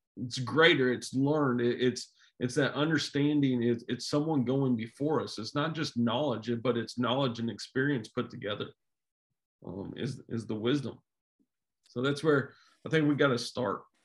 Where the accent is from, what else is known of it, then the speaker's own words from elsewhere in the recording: Jefferson City, Missouri, United States; I grew up around Jeff City